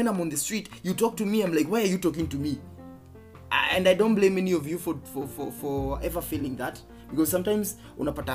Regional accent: Geturo, Murang'a County, Kenya; growing up in Geturo, Kandara constituency, Murang'a County

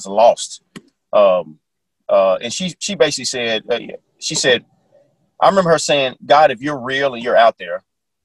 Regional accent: Little Rock, Arkansas, United States; I grew up in Little Rock, Arkansas during the times of the gangs

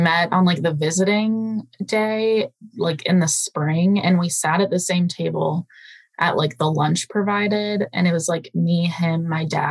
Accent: Los Angeles, California, United States; moved away as an adult; now in Tacoma, United States; that's where I've been born and raised my whole life.

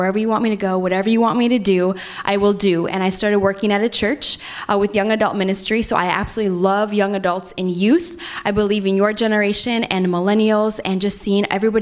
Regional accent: North Dakota, United States; moved away; I'm originally from North Dakota, so the snow out there makes me feel like I'm at home

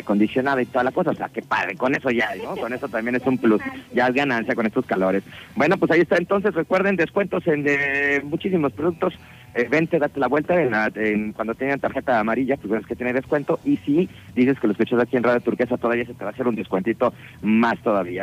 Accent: Mexico

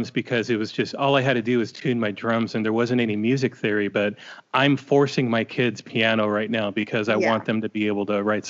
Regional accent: Norco, California, United States; So I grew up in a small town called Norco, California.

